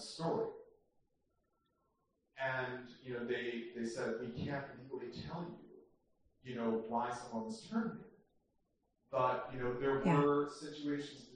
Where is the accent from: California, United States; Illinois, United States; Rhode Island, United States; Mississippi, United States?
Illinois, United States; Chicago; moved away as an adult; now in New York, United States; I'm from originally from Chicago, I went to a Catholic high school